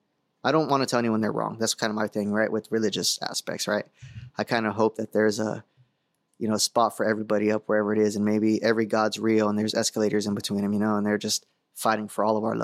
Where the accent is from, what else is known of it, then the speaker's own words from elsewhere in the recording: San Diego, California, United States; I grew up in the San Diego area.